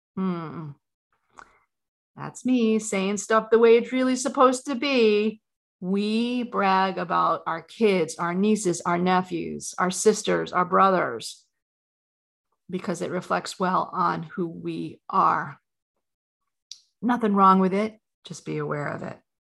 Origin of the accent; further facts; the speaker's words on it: New York, United States; I grew up in New York, a very competitive family